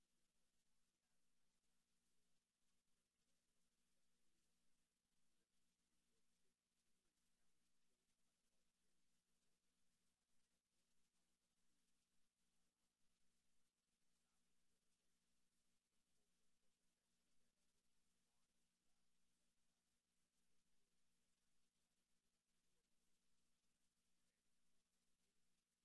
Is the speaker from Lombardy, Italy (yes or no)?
yes; Milan, Lombardy, Italy; moved away as an adult; also born or lived in Sotto il Monte, Italy; growing up in Milano